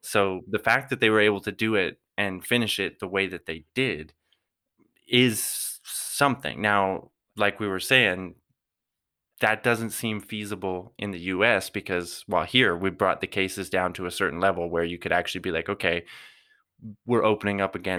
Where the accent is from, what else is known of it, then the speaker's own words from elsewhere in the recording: Canada; we're all Canadian